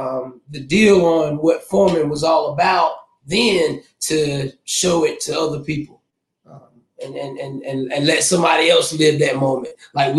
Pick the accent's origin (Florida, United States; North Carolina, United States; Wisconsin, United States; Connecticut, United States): North Carolina, United States; Zebulon; everybody. I am from Zebulon, North Carolina.